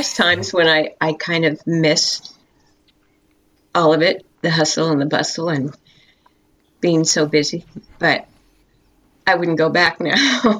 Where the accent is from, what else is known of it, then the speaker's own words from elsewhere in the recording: Los Angeles, California, United States; I was born in Los Angeles, California. I'm a native Californian. Queen of Angels Hospital.